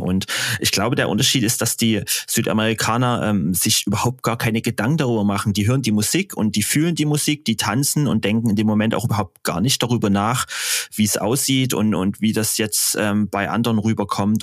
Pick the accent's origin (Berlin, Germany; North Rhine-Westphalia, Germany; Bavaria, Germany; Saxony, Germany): Saxony, Germany; Dresden; ich äh, erstmal aus Deutschland komme und dann aus Dresden